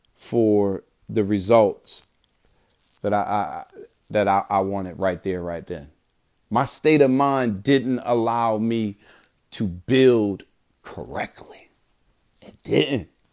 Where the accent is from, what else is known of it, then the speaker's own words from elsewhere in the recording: Bridgeport, Connecticut, United States; moved away; growing up in Bridgeport, Connecticut